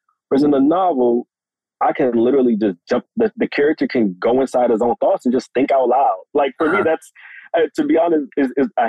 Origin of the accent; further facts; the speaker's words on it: Washington, District of Columbia, United States; Washington, D.C., my hometown